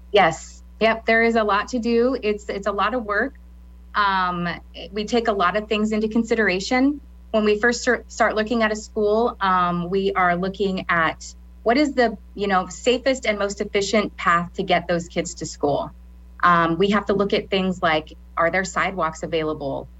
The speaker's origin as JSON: {"language": "English", "town": "Lincoln", "region": "Nebraska", "country": "United States", "tie": "born or raised there", "also_born_or_lived": "Garden City, Kansas", "said": "originally, I'm from Garden City, Kansas, um, but I moved here when I was in third grade. So I kind of consider myself a, na- a native Lincolnite, um, Nebraskan"}